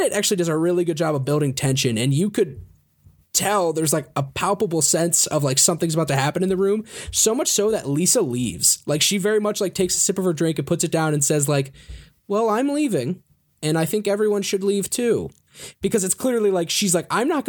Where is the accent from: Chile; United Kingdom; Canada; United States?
United Kingdom; I like the part where you made fun of me for being British.